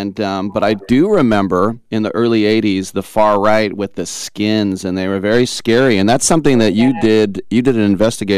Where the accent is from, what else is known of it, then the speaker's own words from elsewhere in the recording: El Cerrito, California, United States; I'm from El Cerrito